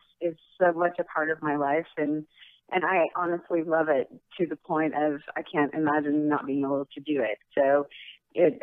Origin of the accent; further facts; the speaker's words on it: Houston, Texas, United States; also born or lived in Austin / New Hampshire; I was born in Austin, but yeah, I'm a Texas girl all the way